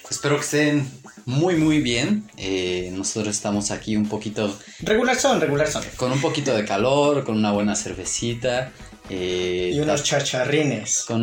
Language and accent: Spanish; Mexico; Somos mexicanos.